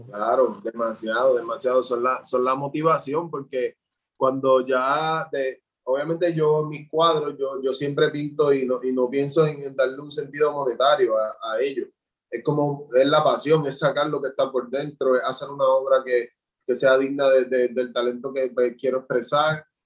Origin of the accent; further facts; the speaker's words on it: Juncos, Puerto Rico; soy de Junco, Puerto Rico